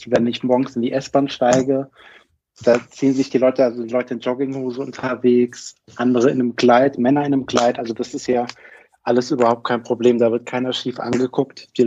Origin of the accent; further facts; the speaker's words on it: Karlsruhe, Baden-Württemberg, Germany; now in Berlin, Germany; Genau, da habe ich meine ganze Jugend verbracht, eigentlich in Karlsruhe. Und dann hat es mich irgendwann nach Berlin verschlagen. Und hier lebe ich jetzt